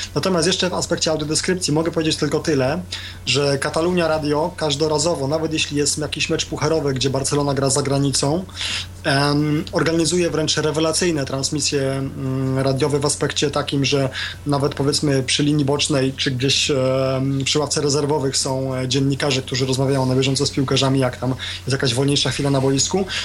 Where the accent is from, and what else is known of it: Poland